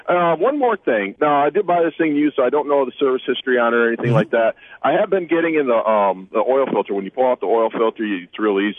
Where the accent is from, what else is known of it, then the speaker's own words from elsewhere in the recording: Michigan, United States; I'm from Michigan.